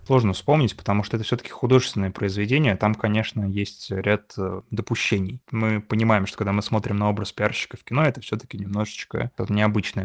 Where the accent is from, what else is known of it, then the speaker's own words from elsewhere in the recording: Russia; я из России